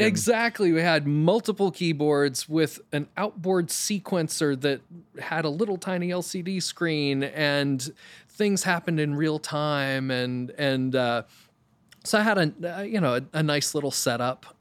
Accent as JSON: {"language": "English", "region": "Maine", "country": "United States", "tie": "born or raised there", "also_born_or_lived": "New York City", "moved": "as an adult", "said": "I'm from Maine originally, literally grew up in the middle of the woods."}